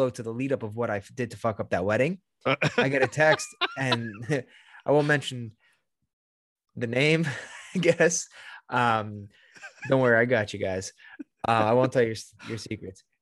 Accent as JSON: {"language": "English", "region": "Sicily", "country": "Italy", "said": "That's what we're from Sicily."}